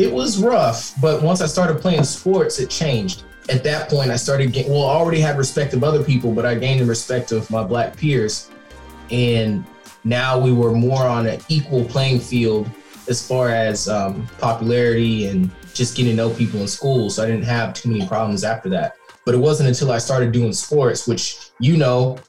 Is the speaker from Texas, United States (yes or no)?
yes; Katy, Texas, United States; I came from Katy High School, which is like a major football team and high school tradition